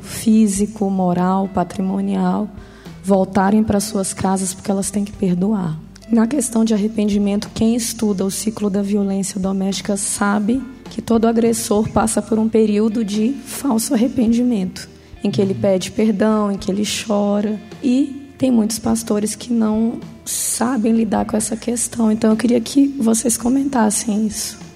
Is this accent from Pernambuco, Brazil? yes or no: no; Brasília, Federal District, Brazil; eu sou de Brasília